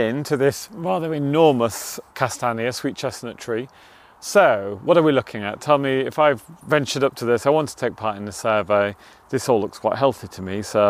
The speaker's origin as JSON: {"language": "English", "area": "Yorkshire coast", "region": "Yorkshire and the Humber", "country": "United Kingdom", "tie": "born or raised there", "also_born_or_lived": "Surrey", "moved": "yes", "said": "I grew up on the Yorkshire coast and I didn't know what a sweet chestnut really looked like till I came to the southeast."}